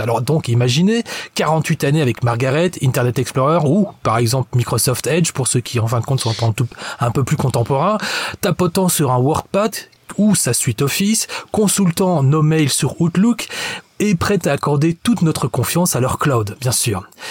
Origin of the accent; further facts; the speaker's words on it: Belgium; en tant que bon belge qui se respecte